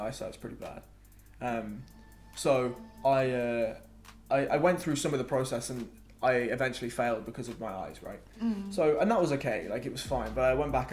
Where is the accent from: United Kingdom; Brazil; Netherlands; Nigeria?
United Kingdom; Telford, West Midlands; moved away as an adult; also born or lived in Wales; now in London, United Kingdom; So they moved to Telford and that's where I grew up. Telford's like 20 miles from Birmingham. Well, I spent most of my life in Telford. I was born in Wales, but when I was 3, I moved to Telford.